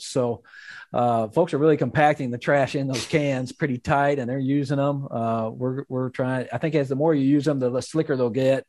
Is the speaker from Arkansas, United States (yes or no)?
yes; Magnolia, Arkansas, United States; my hometown, Magnolia, Arkansas